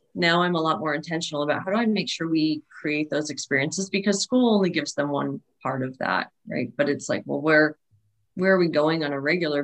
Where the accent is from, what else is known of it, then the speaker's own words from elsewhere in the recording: New England, United States; growing up in New England and taking trips to Maine